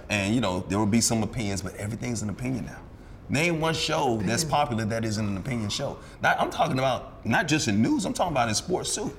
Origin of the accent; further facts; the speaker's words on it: Alabama, United States; moved away; also born or lived in New York; I was born in New York, I was raised in Alabama.